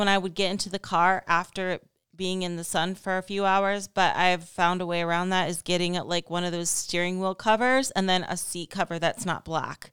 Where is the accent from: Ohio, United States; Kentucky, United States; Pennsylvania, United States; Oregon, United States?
Ohio, United States; now in Las Vegas, United States; I'm from Ohio